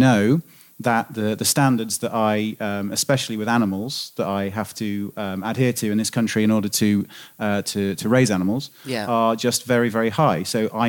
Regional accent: United Kingdom; Now, as a British farmer, I would agree absolutely

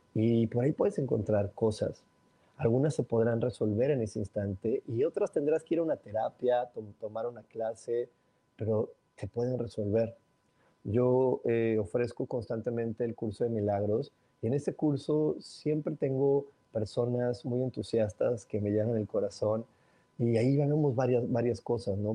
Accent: Mexico; soy mexicano

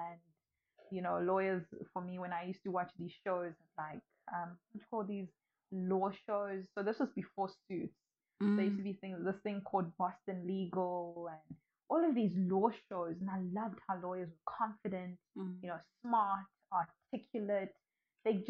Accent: South Africa; also born or lived in Nkhotakota, Malawi / Lilongwe, Malawi; I came here when I was pretty young, when I was just starting my primary school career. But because my dad had moved to South Africa, so we all moved with my mom and I. And then I've grown up in South Africa

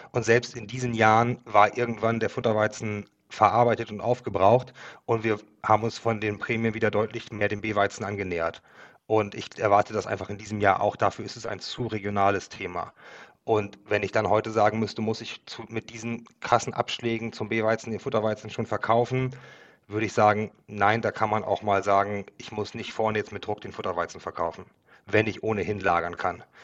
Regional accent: Northern Germany, Germany; den wir als äh, Norddeutsche nutzen können, um dort eben Mengen zu platzieren.

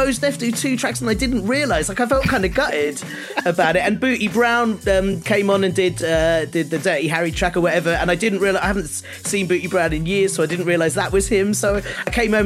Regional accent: London, United Kingdom; I grew up in North London.

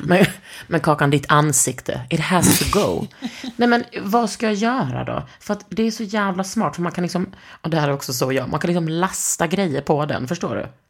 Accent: Skåne, Sweden; Jag är från Skåne, inte Norge.

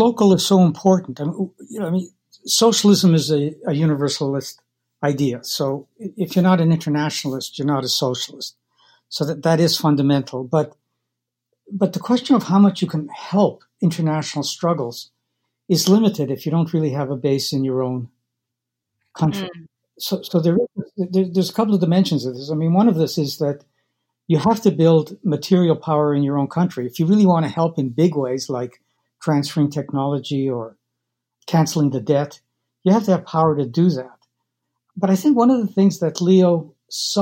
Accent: Winnipeg, Manitoba, Canada; We grew up in North End, Winnipeg, which was really formative

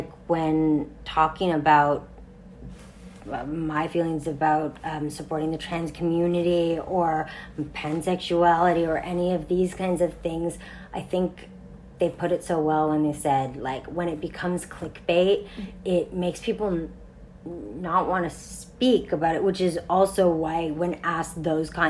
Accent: Montreal, Quebec, Canada; I grew up in Montreal, so I snowshoed to school.

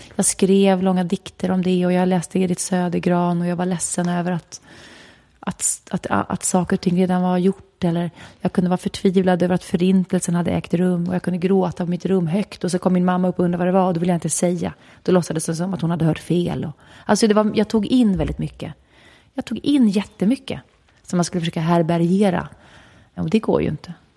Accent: Stockholm, Stockholm County, Sweden; sen föddes jag där, i skogen. Och eh, det var en bra plats att växa upp på

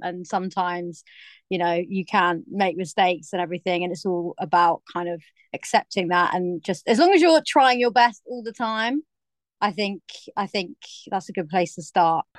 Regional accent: Cornwall, South West England, United Kingdom; now in London, United Kingdom; I grew up in Cornwall where there's literally nobody

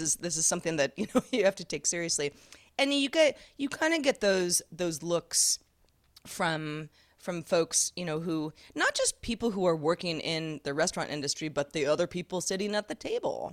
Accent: Sebastopol, California, United States; I grew up in Sebastopol, California

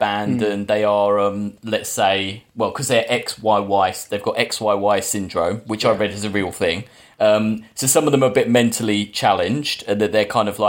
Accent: England, United Kingdom; as an English person

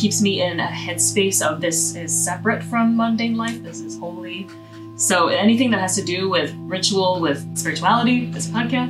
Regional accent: Winnipeg, Manitoba, Canada; now in Maritimes, Canada; I happened to be born in Winnipeg

